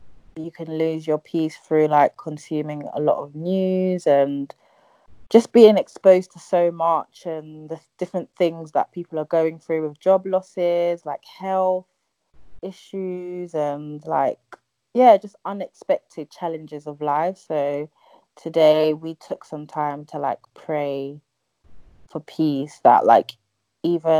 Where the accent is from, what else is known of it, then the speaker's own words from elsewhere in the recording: London, United Kingdom; I live in London. I'm from Ghana. Born and bred in London, but I consider myself Ghanaian.